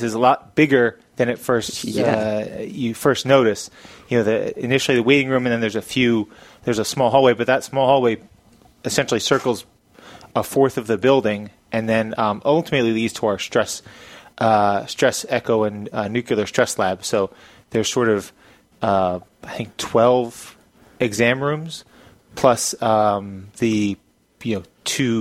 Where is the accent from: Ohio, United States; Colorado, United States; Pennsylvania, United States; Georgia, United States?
Pennsylvania, United States; Churchville; moved away as an adult; also born or lived in Danville, Pennsylvania; I grew up here. I grew up in Churchville, which is about 20, 25 minutes away. I went to Council Rock High School